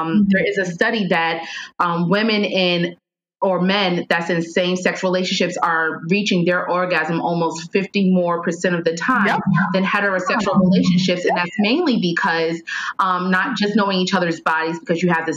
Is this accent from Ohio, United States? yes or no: no; New York, United States; I'm from New York.